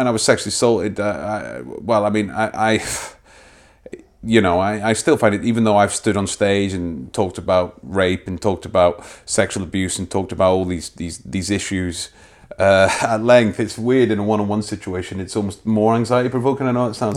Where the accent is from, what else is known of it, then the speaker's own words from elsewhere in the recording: Wormit, Scotland, United Kingdom; Grew up in a, on the outskirts of, uh, Dundee, just over the water. No one's ever heard of it. It's a place called, uh, a place called Wormit